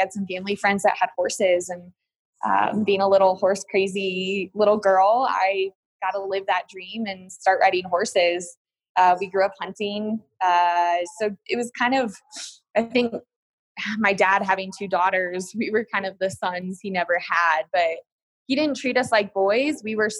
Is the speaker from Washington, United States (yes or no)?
no; Colorado, United States; So, I mean, just growing up in Colorado, very active as a family growing up, I'm very fortunate.